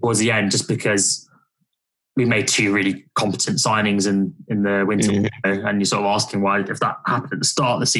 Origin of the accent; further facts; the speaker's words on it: London, United Kingdom; I used to get abused for being a United fan though, because I am from London